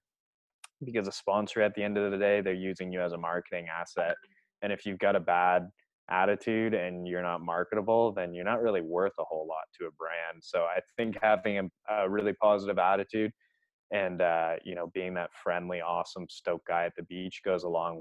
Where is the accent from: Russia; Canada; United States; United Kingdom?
Canada; I love being Canadian.